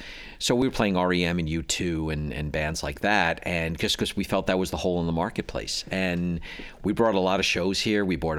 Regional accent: Long Island, New York, United States; moved away as an adult; now in Buffalo, United States; I grew up on Long Island.

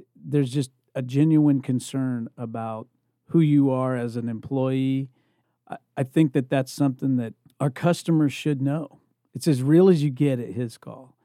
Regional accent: Indiana, United States; moved away as an adult; also born or lived in California; I'm originally from Indiana, but when I left to go to California

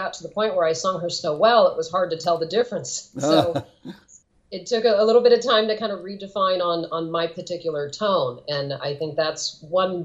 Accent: California, United States; also born or lived in Portland; I'm from California, born and raised

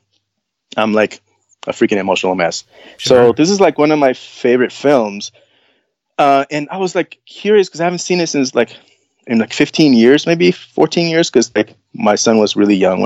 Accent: Nicaragua; moved away; I come from Nicaragua, which is like, baseball, like that's the sport of the nation

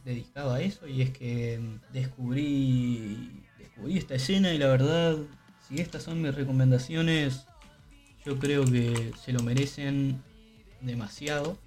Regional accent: Uruguay; acá como uruguayo

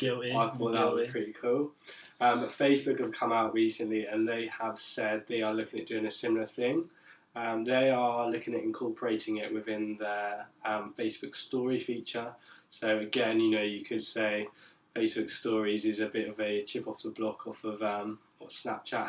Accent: Isle of Wight, South East England, United Kingdom; moved away as an adult; now in Brighton, United Kingdom; I'm also from the sunny Isle of Wight. I'm also a student down here in Brighton

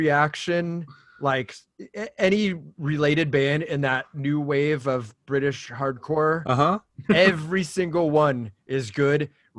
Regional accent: Orange County, California, United States; growing up in Orange County, California, and things are on a much smaller scale

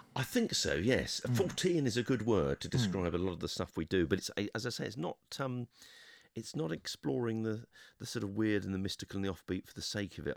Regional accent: London, United Kingdom; I'm a Londoner

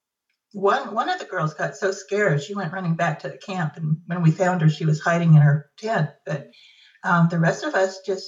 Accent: California, United States; also born or lived in Northern Nevada; now in Nevada, United States; I live in Northern Nevada now, born and raised in California

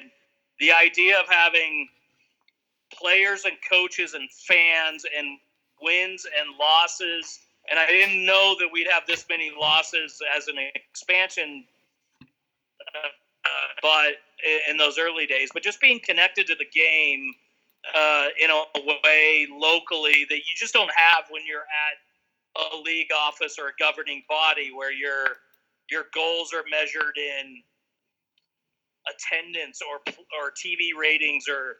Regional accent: United States; moved away as an adult; also born or lived in Colorado / New Mexico; now in Utah, United States; growing up in Colorado and New Mexico

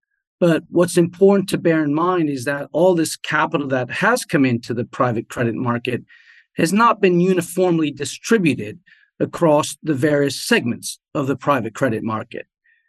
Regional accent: France; also born or lived in Germany / New Jersey, United States; So I grew up in France, Germany, and New Jersey. We moved around a bit as a family.

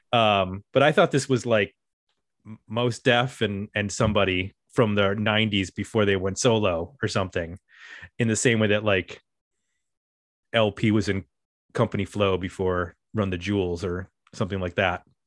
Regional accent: Powell, Ohio, United States; my hometown

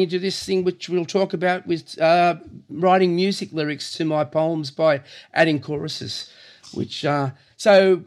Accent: Cronulla, New South Wales, Australia; also born or lived in Lilli Pilli / Woolooware; I was born and bred in Cronulla, born in 54. And I grew up in Lillipilli, and we moved to Woolaware

